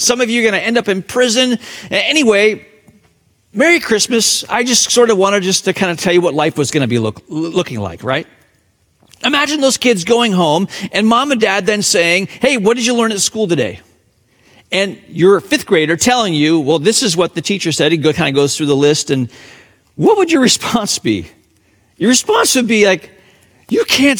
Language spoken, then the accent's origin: English; Hong Kong; moved away; my hometown, Hong Kong